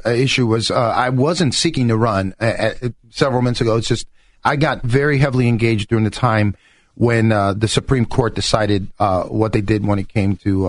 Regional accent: New York, United States; now in Windermere, United States; I am originally from New York, but my parents are from Puerto Rico, so I speak Spanish fluently.

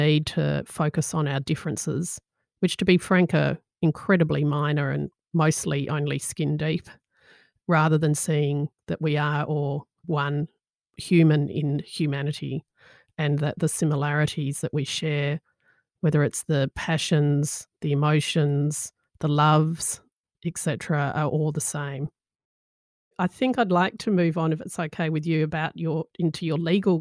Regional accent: Australia; first language English; born and bred in Australia and English as a first language

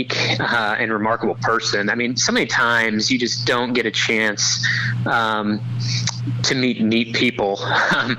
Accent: Midwest, United States; also born or lived in Columbia, Missouri; now in Knoxville, United States; I'm from the Midwest.

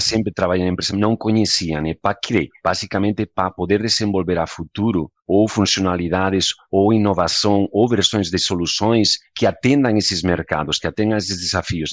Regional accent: Spain; Portuguese is a second language; moved away as an adult; also born or lived in United States; now in Brazil; o sotaque tem um motivo. Sou de origem espanhola. Legal. Eu nasci, me criei, me eduquei lá

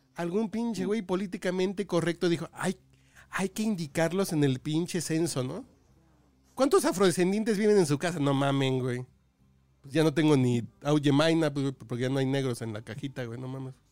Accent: Mexico City, Mexico; soy mexicano, cabrón, soy de Tacubaya, soy más pinche barrio que otra cosa

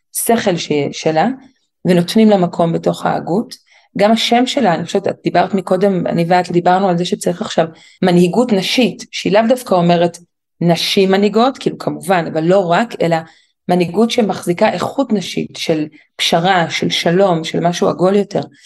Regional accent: Jerusalem, Jerusalem District, Israel; גדלתי בירושלים, בקהילה מאוד שמרנית, דתית חרדית

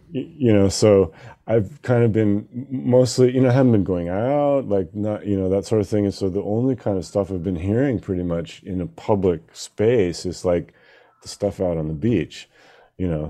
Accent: Seattle, Washington, United States; we're both from Seattle

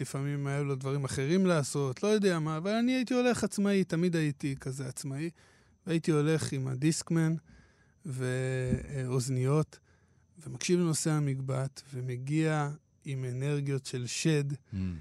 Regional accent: Hadera, Haifa District, Israel; אני כנער בחדרה

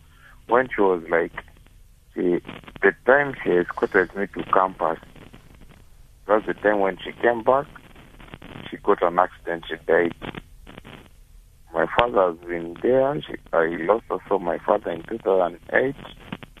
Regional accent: Uganda; now in South Africa; I'm not from South Africa. I'm from Uganda.

